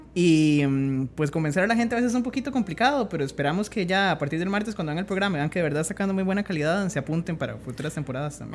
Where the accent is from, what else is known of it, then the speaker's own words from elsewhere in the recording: Heredia, Costa Rica; yo soy de Heredia